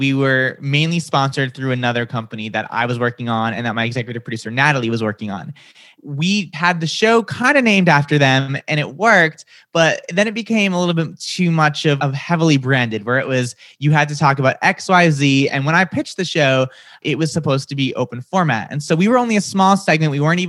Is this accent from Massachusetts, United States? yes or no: yes; Massachusetts, United States; accent: Boston; So I grew up outside of Boston. Sometimes my accent comes out. Sometimes it doesn't. It really depends on my mood. If I get really excited, you'll hear the Boston come out.